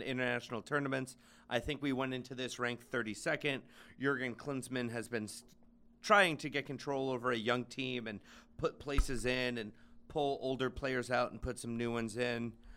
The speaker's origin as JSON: {"language": "English", "country": "United States", "said": "as an American"}